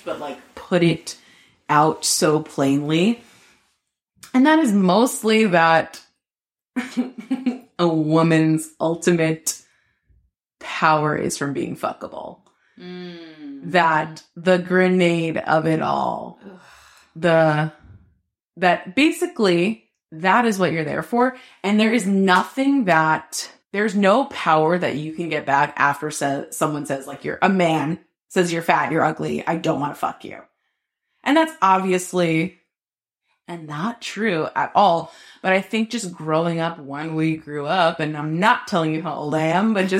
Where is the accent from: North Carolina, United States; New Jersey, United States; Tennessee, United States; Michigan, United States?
New Jersey, United States; now in New York, United States; I'm from New Jersey